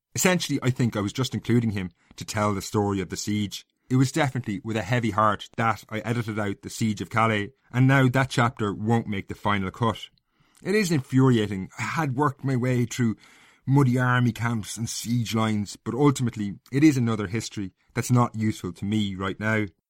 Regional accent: Castlecomer, Leinster, Ireland; I grew up in Castlecomber in North Kilkenny.

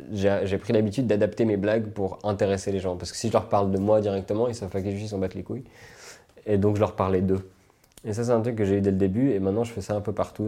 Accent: Switzerland; also born or lived in United States

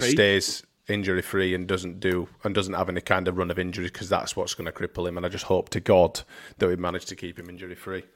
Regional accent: England, United Kingdom; we're we're English

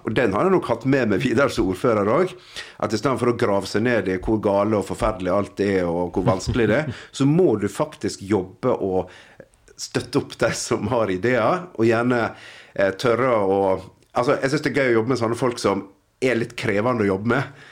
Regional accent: Nordfjord, Vestland, Norway; for meg som nordfjording

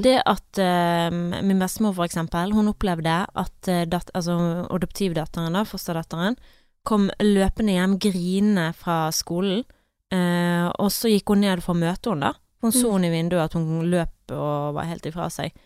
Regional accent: Øygarden, Vestland, Norway; moved away; jeg var hjemme i Øygarden, og jeg var litt yngre, jeg gikk på ungdomsskolen

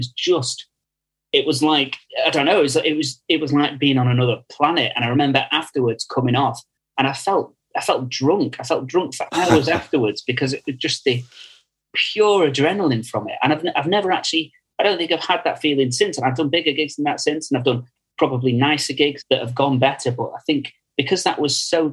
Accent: Stockport, North West England, United Kingdom; I'm from Stockport, which is in Greater Manchester

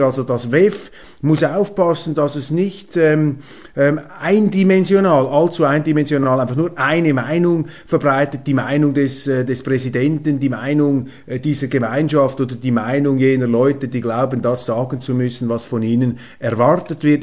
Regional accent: Switzerland; bei uns in der Schweiz

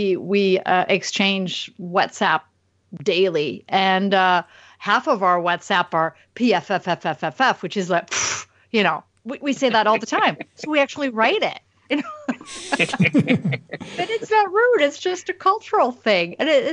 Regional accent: Normandy, France; I'm from Normandy, and of course you go outside of the city, and that's 2.5 hours northwest, right on the coast.

